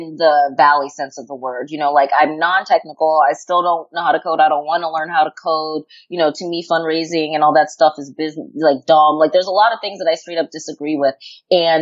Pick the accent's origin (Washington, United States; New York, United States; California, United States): New York, United States; I'm from New York